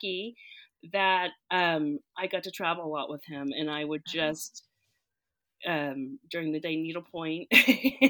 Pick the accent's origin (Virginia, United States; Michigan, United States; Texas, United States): Texas, United States; Fort Worth; I grew up in Fort Worth, Texas